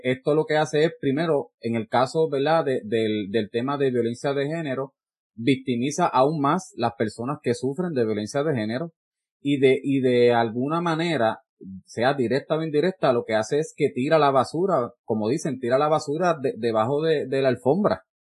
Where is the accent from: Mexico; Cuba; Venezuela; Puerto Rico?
Puerto Rico; Peñuelas; yo soy de Peñuela